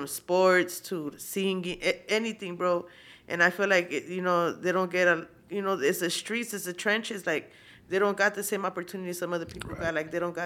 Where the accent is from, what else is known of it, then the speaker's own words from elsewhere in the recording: Compton, California, United States; first language Spanish; English is a second language; I grew up in Compton with the Mexican, with the Mexican